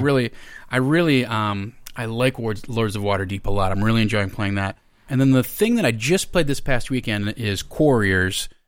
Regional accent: Minnesota, United States; moved away as an adult; now in Los Angeles, United States; I am originally from Minnesota

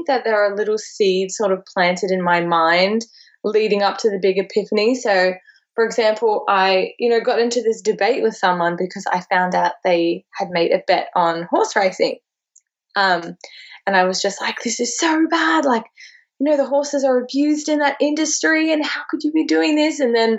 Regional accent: Texas, United States; also born or lived in Australia; especially growing up in Texas, I can only imagine how much, you know, meat is such a central part of everything

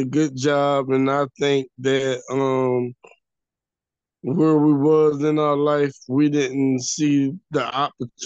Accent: Atlanta, Georgia, United States; I grew up in Atlanta.

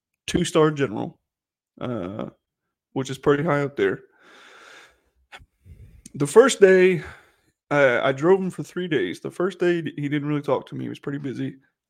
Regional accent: Shenandoah, Virginia, United States; I was from Shenandoah, Virginia

